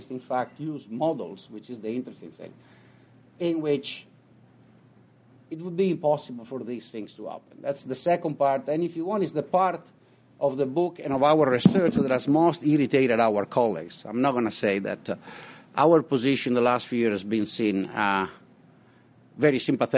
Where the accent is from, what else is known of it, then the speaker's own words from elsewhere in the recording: Venice, Veneto, Italy; moved away as an adult; now in St. Louis, United States; I'm originally from Venice, Italy